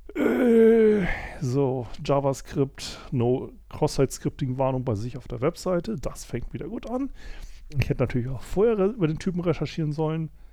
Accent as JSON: {"language": "German", "country": "Germany", "said": "Ich weiß als Deutscher"}